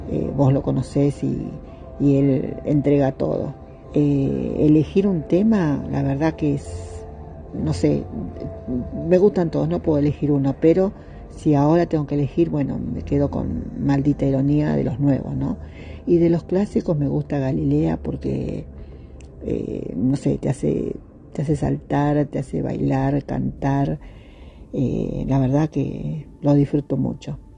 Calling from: Argentina; de Argentina

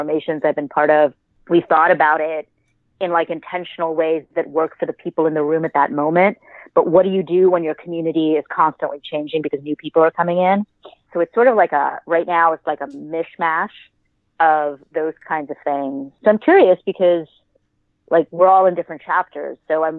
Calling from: New York City, New York, United States; I am calling from my living room / sewing studio here in very not sunny New York City.

